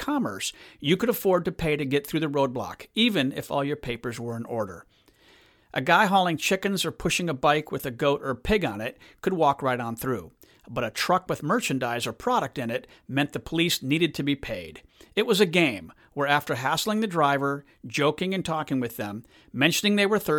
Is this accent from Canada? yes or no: no; Gemena, Nord-Ubangi, DR Congo; now in United States; I remember in 2013, I was visiting my hometown of Gemena in northwest Congo.